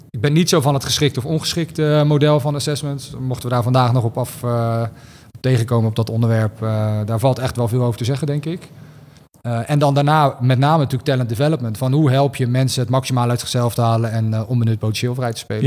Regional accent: Rotterdam, South Holland, Netherlands; ik kom uit Rotterdam

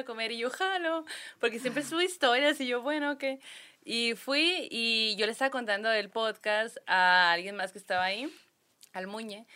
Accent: Sonora, Mexico; somos de Sonora

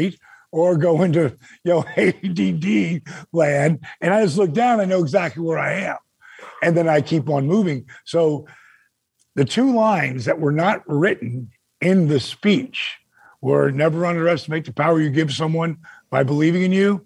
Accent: Point Pleasant, New Jersey, United States; my hometown outside one of my best friend's bars called the Broadway in Point Pleasant

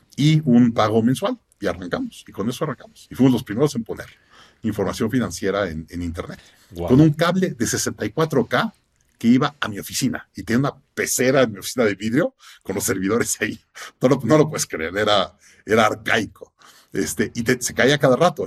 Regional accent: Mexico; Soy mexicano con empresa en Estados Unidos

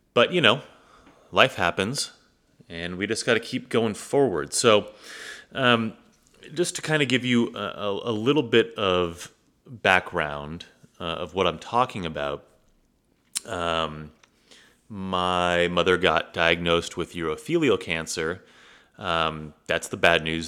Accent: United States; growing up in the United States

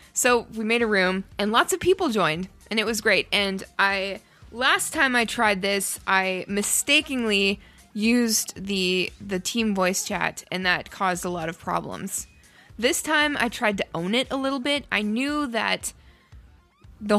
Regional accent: Ottawa, Ontario, Canada; moved away; I'm from Ottawa

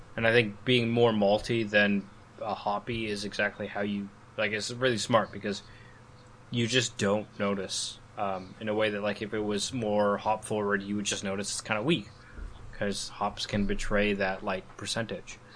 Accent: Calgary, Alberta, Canada; this in my hometown uh, so Calgary

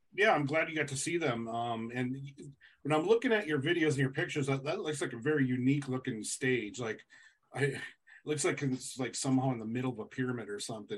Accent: Fargo, North Dakota, United States; my hometown

